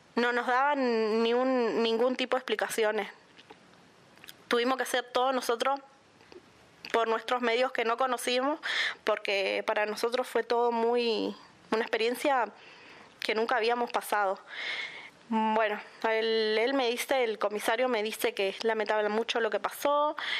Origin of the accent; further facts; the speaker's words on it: Puerto Iguazú, Misiones, Argentina; soy de Portuguazú